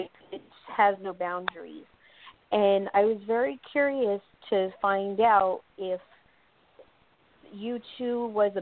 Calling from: North Carolina, United States; I'm calling from North Carolina.

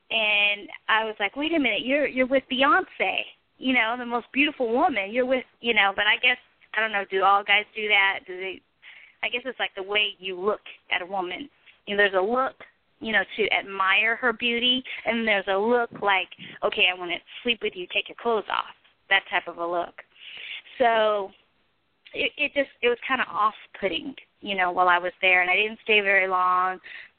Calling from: Arkansas, United States; also born or lived in New York City; I'm calling from Arkansas currently. And I was in New York City like around 2009.

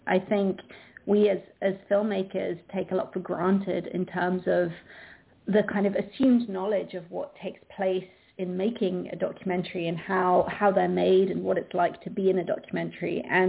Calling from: London, United Kingdom; I'm calling in from London

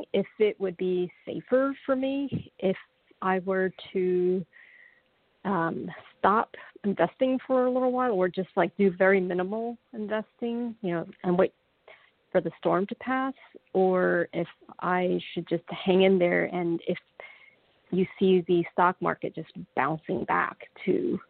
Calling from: New York, United States; I'm also calling from New York

